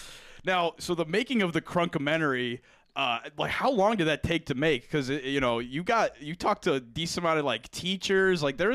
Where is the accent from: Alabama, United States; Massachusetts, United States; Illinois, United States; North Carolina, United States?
Illinois, United States; Central; We're from Central Illinois. So we're like 2 or 3 hours south of Chicago.